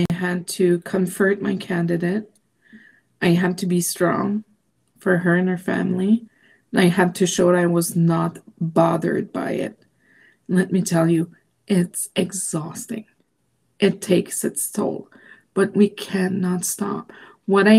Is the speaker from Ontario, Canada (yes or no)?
no; Quebec, Canada; first language French; English is a second language; now in Alberta, Canada; I was born in Quebec. My first language is French.